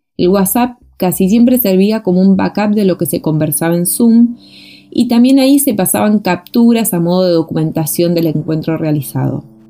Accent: Argentina; moved away as an adult; now in Chile; soy artista y gestora argentina y me encuentro viviendo en Chile desde 2015

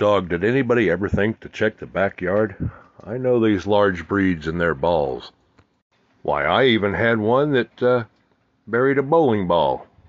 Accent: Texas, United States; I'm a Texan.

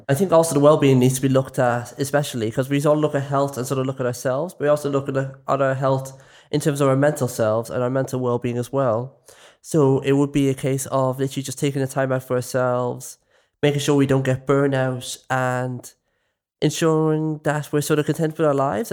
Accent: Dublin, Leinster, Ireland; I'm from West Dublin.

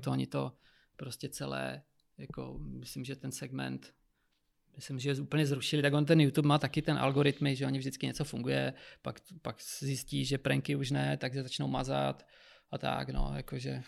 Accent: Moravia, Czechia; moved away; já pocházím z Moravy

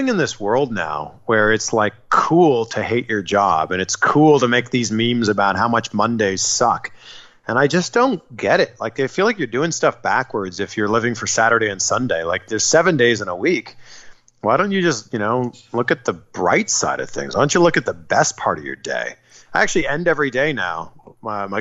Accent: Toronto, Ontario, Canada; moved away as an adult; also born or lived in Vancouver; now in Miami, United States; Toronto's my hometown

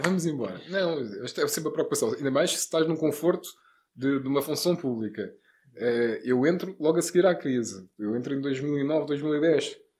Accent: Lisbon, Portugal; Lisboa, Parque das Nações

